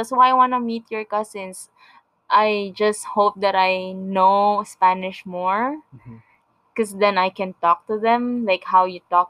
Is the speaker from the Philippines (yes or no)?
yes; Philippines; moved away as an adult; now in Canada; I grew up in the Philippines